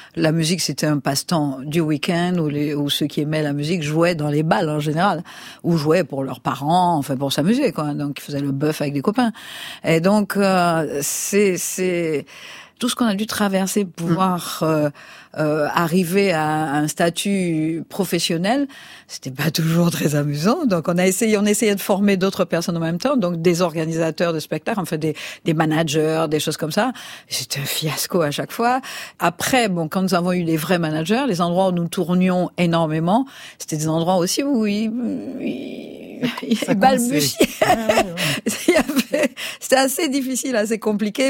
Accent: Martinique; moved away; je viens de la Martinique. Je n'avais pas honte de mes origines

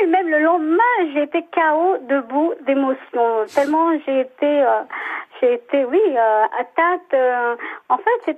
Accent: France; also born or lived in Boulogne-sur-Mer; moi j'habite la France puisque je suis française et Boulogne-sur-Mer, dans les Hauts-de-France.

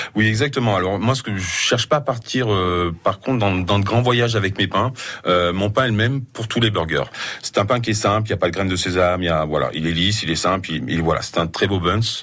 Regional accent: Auvergne-Rhône-Alpes, France; je suis auvergnat, mais j'ai beaucoup voyagé dans le monde

